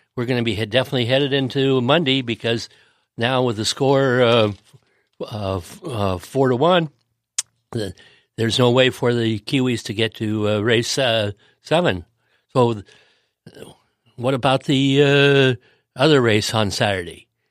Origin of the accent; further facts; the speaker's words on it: United States; as an American